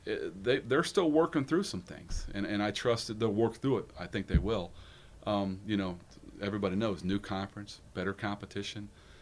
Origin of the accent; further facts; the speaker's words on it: Valparaiso, Indiana, United States; I want my kids to have the same experience that I had growing up in Valpo.